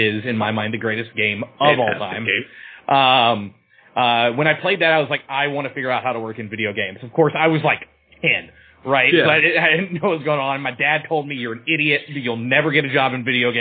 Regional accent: Austin, Texas, United States; also born or lived in Los Angeles; I left my hometown of Austin and I moved to Los Angeles

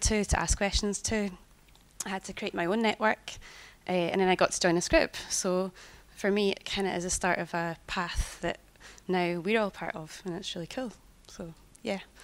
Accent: Scotland, United Kingdom; I'm Scottish

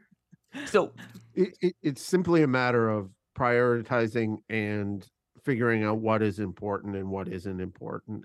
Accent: Canada; as a Canadian person

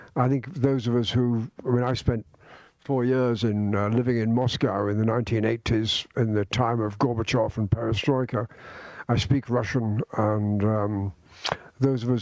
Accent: Scotland, United Kingdom; I'm a Scotsman. I'm a Brit.

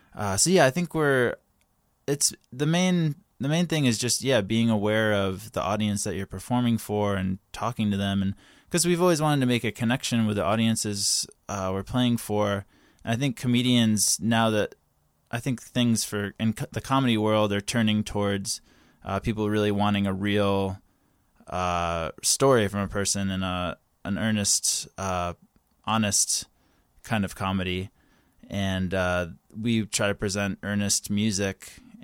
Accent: North Carolina, United States; moved away as an adult; now in Los Angeles, United States; yeah, I moved to Los Angeles from North Carolina about 6 years ago, and I just graduated college

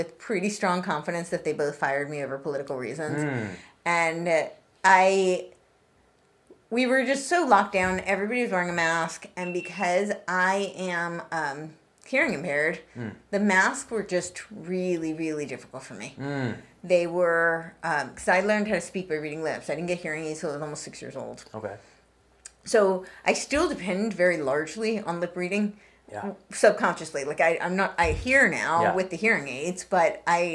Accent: New York, United States; moved away; I grew up right outside New York City

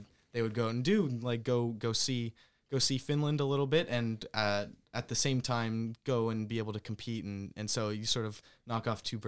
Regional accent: Canada; Because obviously when I came from Canada to here, it's less of a culture shock per se than it is for someone halfway across the world.

